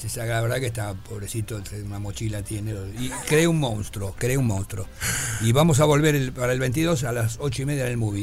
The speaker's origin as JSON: {"language": "Spanish", "region": "Buenos Aires", "country": "Argentina", "tie": "born or raised there", "also_born_or_lived": "Montevideo, Uruguay", "said": "yo me crié en Boedo"}